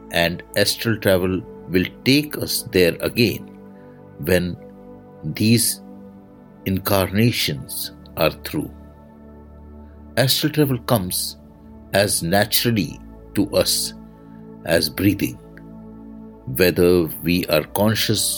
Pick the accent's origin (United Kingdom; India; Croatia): India; I am the Indian monk